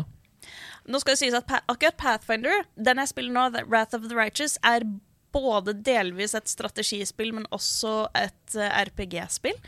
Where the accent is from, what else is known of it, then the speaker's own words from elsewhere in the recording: Oslo, Norway; Jeg vokste opp på Oslo vestkant